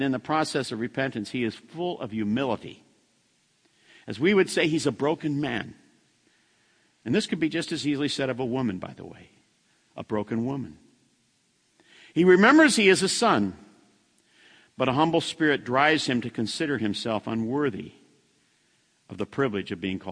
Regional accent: United States; I'm an American

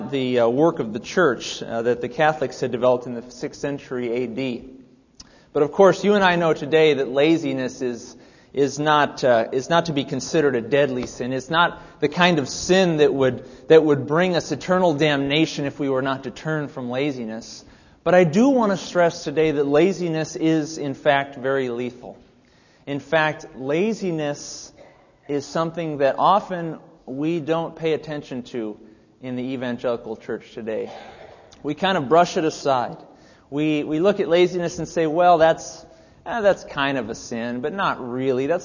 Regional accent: Mission Viejo, California, United States; I mean I'm from Mission Viejo

